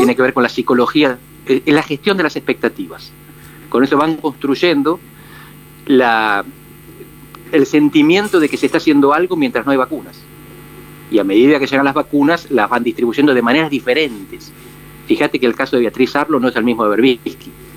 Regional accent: Buenos Aires Province, Argentina; a los mm. cuatro años, con mi mm. familia nos mudamos por la barriga, así que toda mi crianza y mis recuerdos los mm. de allá

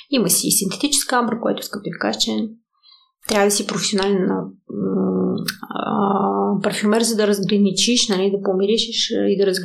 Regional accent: Donetsk, Donetsk Oblast, Ukraine; born there; also born or lived in Moldova; по принцип съм бесарабска българка, етническа българка, която действително до 20

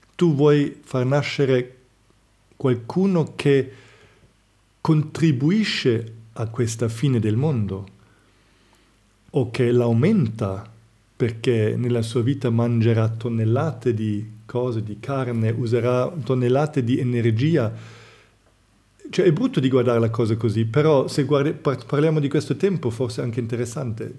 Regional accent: Germany; moved away; io vengo dalla Germania

